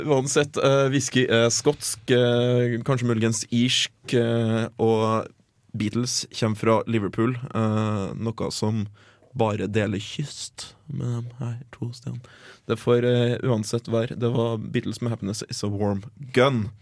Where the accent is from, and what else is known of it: Norway